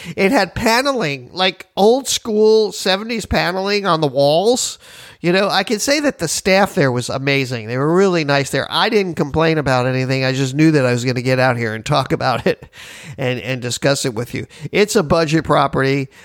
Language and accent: English; Miami, Florida, United States; I'm from Miami